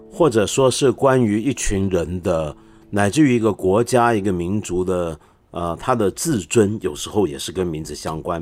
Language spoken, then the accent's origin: Chinese; Taiwan; moved away; also born or lived in Hong Kong; 虽然我在香港出生，但是我几个月大就到台湾